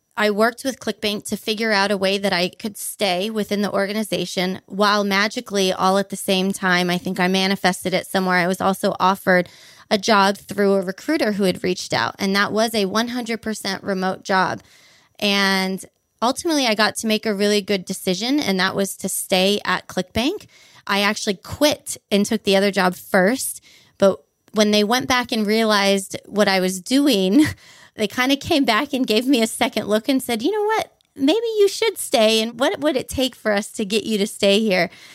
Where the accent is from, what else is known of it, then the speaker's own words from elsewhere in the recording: Honolulu, Hawaii, United States; moved away as an adult; also born or lived in Boise, Idaho; now in Portugal; I grew up on about a thirty-three-foot sailboat in Honolulu, Hawaii.